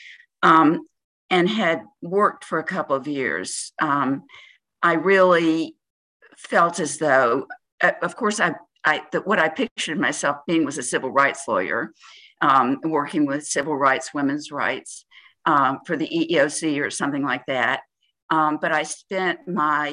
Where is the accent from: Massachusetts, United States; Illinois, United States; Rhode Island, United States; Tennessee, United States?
Tennessee, United States; moved away; also born or lived in Charlotte, North Carolina; I was born in Charlotte, North Carolina, where all my family on both sides had lived for many, many generations, actually, but grew up in Tennessee.